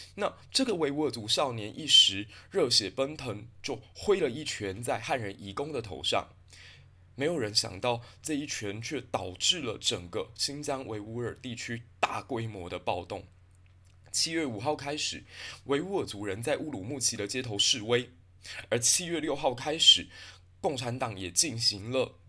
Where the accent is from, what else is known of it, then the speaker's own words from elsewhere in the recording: Taiwan; 埃及这个国家可以给我们台湾人很多的借鉴